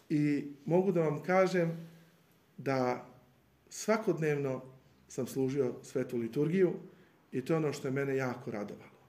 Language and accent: Croatian; Serbia; also born or lived in Iași, Romania; budući da sam bio jedini Srbin